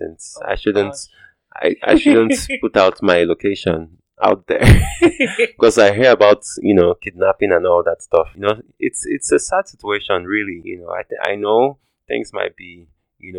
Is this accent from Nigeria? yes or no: yes; Nigeria; now in United States; I'm probably Nigerian